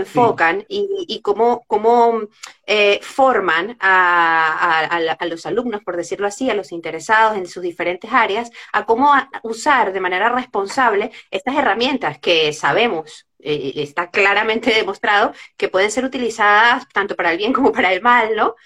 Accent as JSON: {"language": "Spanish", "country": "Venezuela", "moved": "yes", "said": "somos venezolanos"}